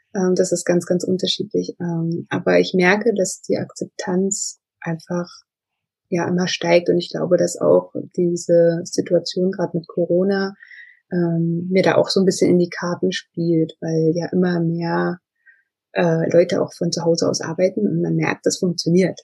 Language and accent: German; Magdeburg, Saxony-Anhalt, Germany; rein räumlich gesehen komme ich aus Magdeburg, also aus Sachsen-Anhalt